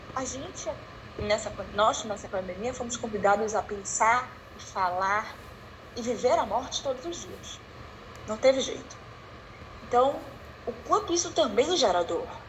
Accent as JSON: {"language": "Portuguese", "town": "Belém", "region": "Pará", "country": "Brazil", "said": "sou de Belém, tá? moro em Belém, inicialmente estou em Belém"}